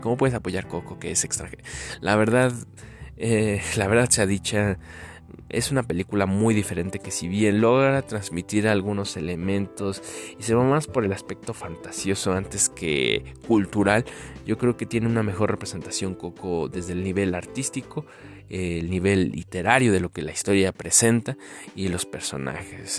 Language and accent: Spanish; Mexico; nosotros como mexicanos